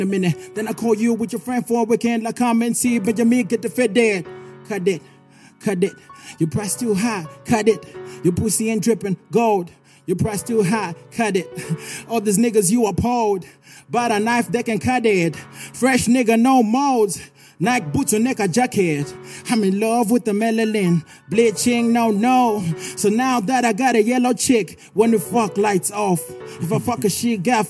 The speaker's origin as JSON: {"language": "English", "country": "Zimbabwe", "said": "I come from Tienwald. Tienwald"}